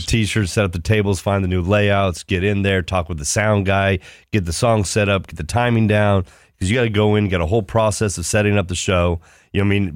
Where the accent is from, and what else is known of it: Ohio, United States